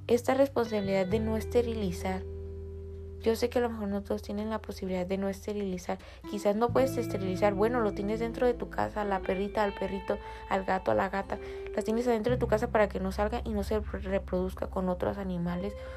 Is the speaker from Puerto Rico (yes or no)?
no; Tijuana, Baja California, Mexico; en el país de donde yo soy, específicamente Tijuana, Baja California